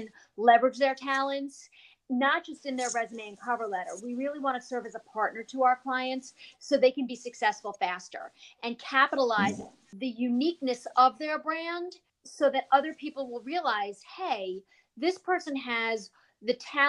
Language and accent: English; New York, United States; also born or lived in New Jersey; now in Florida, United States; I'm originally from New York and then New Jersey. Now I reside in Florida.